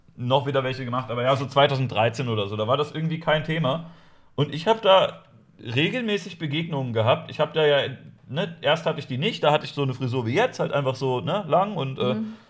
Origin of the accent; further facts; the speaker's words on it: Lower Saxony, Germany; Ich komme eigentlich aus, äh, aus Niedersachsen